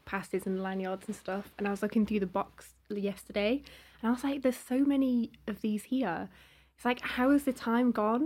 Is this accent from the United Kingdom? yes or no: yes; Cheshire, North West England, United Kingdom; I'm from Cheshire